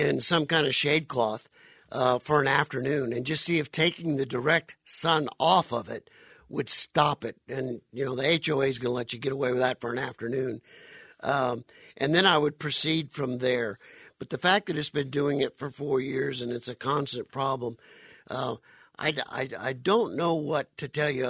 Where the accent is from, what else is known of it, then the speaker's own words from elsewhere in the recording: Phoenix, Arizona, United States; also born or lived in South Louisiana; I grew up pretty much here in Arizona, moved here when I was 10 years old back in 1966, and born and raised in South Louisiana, but pretty much grew up right here in the Valley of the Sun